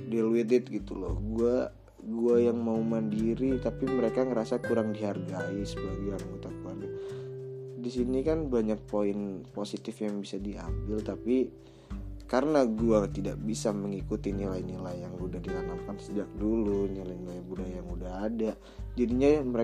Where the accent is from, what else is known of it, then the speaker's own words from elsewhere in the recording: Jakarta, Indonesia; menjunjung tinggi nilai-nilai budaya etnisitas gue berasal gitu ya gue kan orang Betawi banget nih